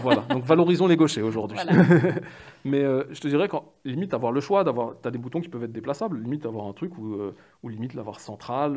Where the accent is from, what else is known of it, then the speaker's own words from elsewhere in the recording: Paris, Île-de-France, France; j'ai 38 ans, je suis parisien